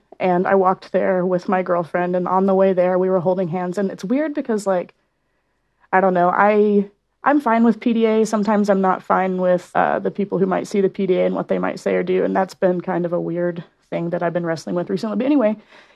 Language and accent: English; Oklahoma, United States; now in Salt Lake City, United States; I'm from Oklahoma.